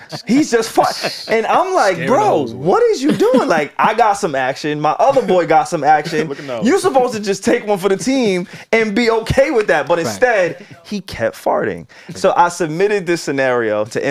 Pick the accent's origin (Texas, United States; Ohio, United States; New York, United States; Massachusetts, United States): New York, United States; Long Island; Alex and I, we're from Long Island